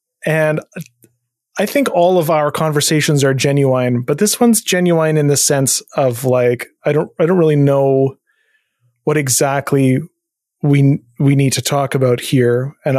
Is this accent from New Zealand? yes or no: no; Canada; as a Canadian, I grew up thinking about healthcare and being given this impression that healthcare in Canada was really good